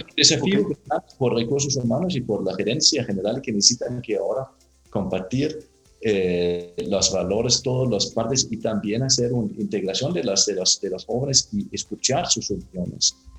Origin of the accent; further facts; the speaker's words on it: Denmark; Spanish is a second language; moved away as an adult; also born or lived in Latin America; soy danés.